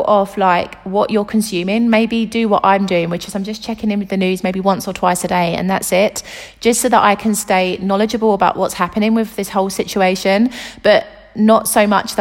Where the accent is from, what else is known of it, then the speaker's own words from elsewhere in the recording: United Kingdom; now in Italy; the UK, which is my home country